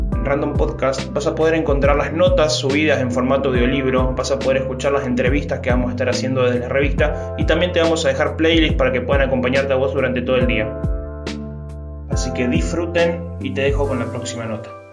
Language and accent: Spanish; Pavón Arriba, Santa Fe, Argentina; Ahí es donde crecí, donde aprendí valores